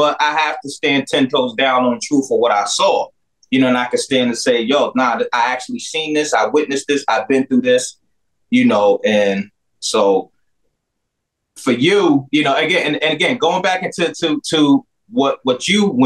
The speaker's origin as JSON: {"language": "English", "town": "Peekskill", "region": "New York", "country": "United States", "said": "I'm from Peekskill, New York"}